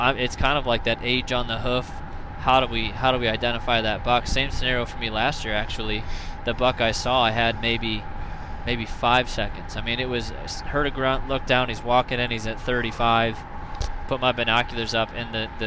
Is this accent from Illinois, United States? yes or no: yes; Illinois, United States; moved away as an adult; now in Iowa, United States; growing up in Illinois, I gun hunted like I bow hunted.